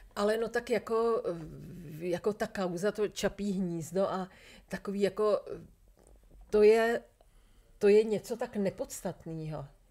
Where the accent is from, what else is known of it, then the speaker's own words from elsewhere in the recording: Czechia; jsem úplně jako šťastná, že jsem Češka